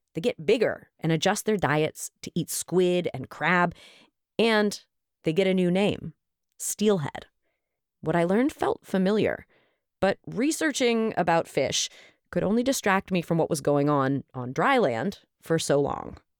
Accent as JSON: {"language": "English", "town": "Oakland", "region": "California", "country": "United States", "tie": "born or raised there", "said": "my hometown of Oakland, California"}